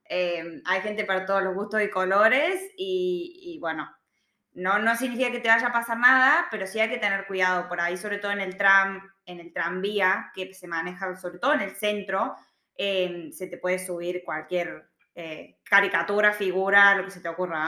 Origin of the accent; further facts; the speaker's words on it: Argentina; moved away as an adult; now in Australia; yo ya me olvido las diferencias con Argentina